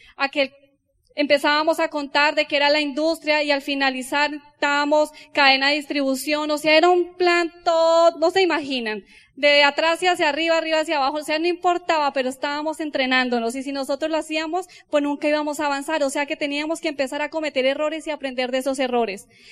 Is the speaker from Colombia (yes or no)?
yes; Colombia; como los colombianos